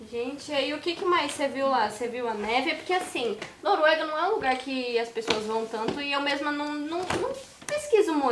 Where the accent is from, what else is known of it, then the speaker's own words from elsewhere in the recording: Rio de Janeiro, Brazil; Eu sou do Rio.